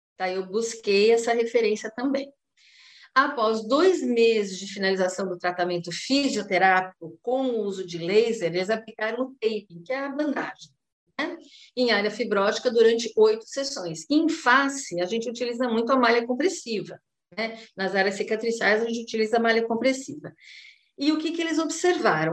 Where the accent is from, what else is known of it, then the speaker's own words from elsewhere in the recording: São Paulo, Brazil; now in Santos, Brazil; eu sou de São Paulo, atualmente eu estou ministrando aulas na graduação do curso de fonoaudiologia da Faculdade Uniluz aqui em Santos